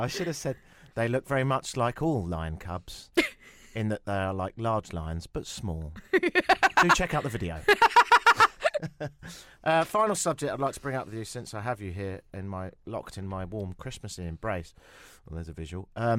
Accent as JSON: {"language": "English", "region": "England", "country": "United Kingdom", "said": "I'll do it because I'm English, so I'm really good at that."}